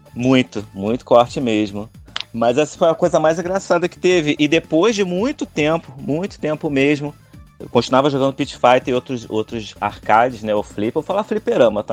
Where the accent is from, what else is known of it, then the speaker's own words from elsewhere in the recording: Rio de Janeiro, Brazil; eu sou do Rio de Janeiro